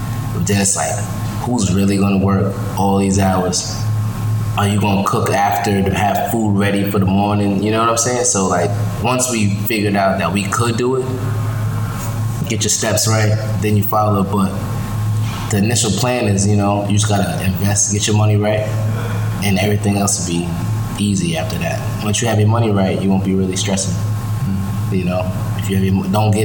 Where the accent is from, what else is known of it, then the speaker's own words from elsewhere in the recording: New York, United States; I'm from New York, I got New York culture